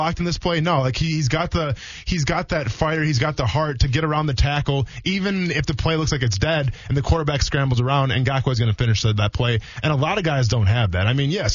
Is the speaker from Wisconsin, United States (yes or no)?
yes; Wisconsin, United States; I grew up in Wisconsin